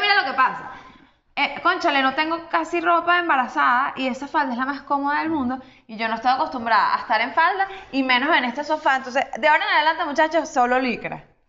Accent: Venezuela; nosotros hay como varios tipos de venezolanos

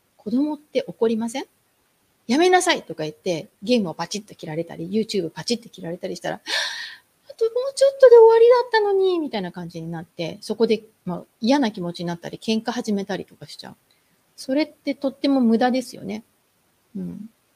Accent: Japan; moved away

